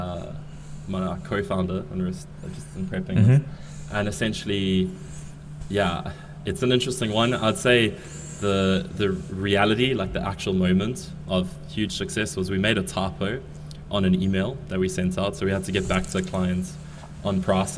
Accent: South Africa; Coming from South Africa, being South African

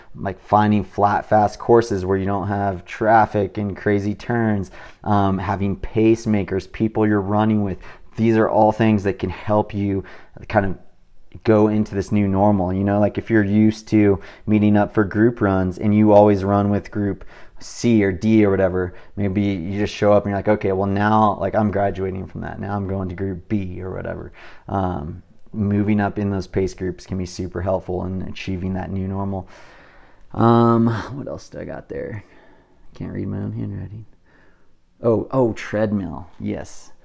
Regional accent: California, United States; I'm from California

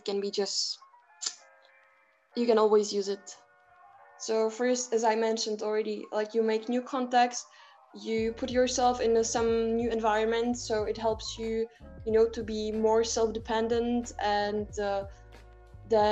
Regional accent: Prague, Czechia; I come from Prague, from the Czech Republic.

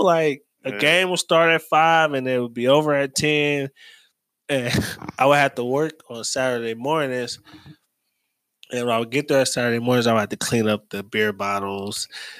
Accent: Cleveland, Ohio, United States; When I say I'm from Huff, people look at me like, I'm like, no, 60th and Huff, dog.

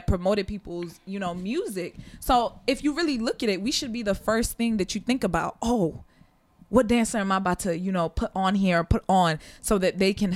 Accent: Sierra Leone

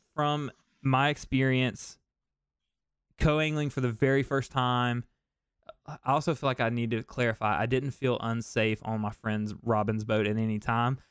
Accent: the South, United States; I'm from the South, man. I don't like the cold

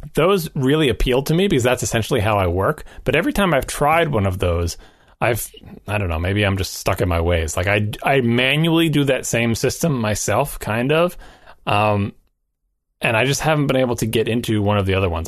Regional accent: New York, United States; I'm from New York

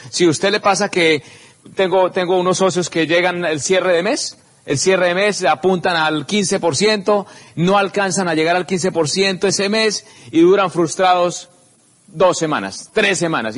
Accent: Simacota, Santander, Colombia; simacota, que es en mi pueblito donde nací, eh, es un pueblito que queda en Santander, cerca a Socorro

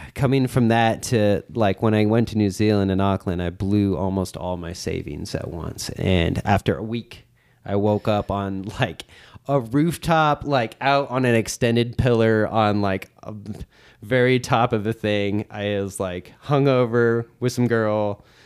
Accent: Oakland, California, United States; I'm from Oakland

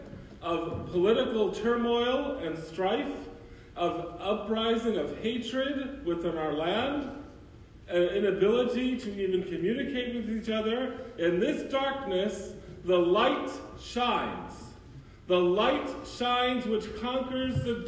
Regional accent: New York, United States; now in Brooksville, United States; I grew up in New York

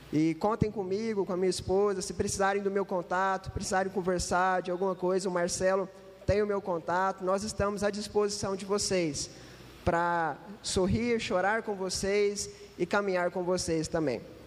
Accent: Uberlândia, Minas Gerais, Brazil; eu não sou de Itajubá, eu sou de Uberlândia, Triângulo Mineiro

